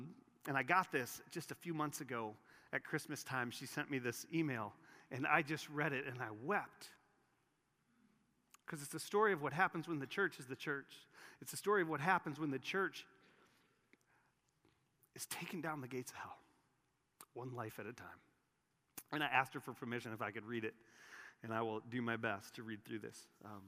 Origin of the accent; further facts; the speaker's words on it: San Francisco, California, United States; I worked as a dancer at Disneyland as a college student in Southern California. I grew up in San Francisco, so naturally my idol resided in Mickey Mouse and the promises made through him.